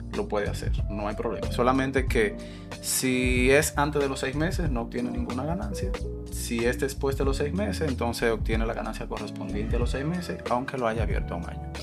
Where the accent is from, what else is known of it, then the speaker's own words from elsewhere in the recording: Dominican Republic; Nosotros como dominicanos somos muy amables, muy hospitalarios y nos gusta ayudar